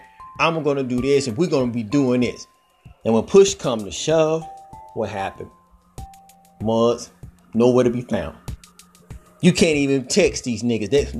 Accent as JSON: {"language": "English", "region": "Georgia", "country": "United States", "said": "Georgia, my home state"}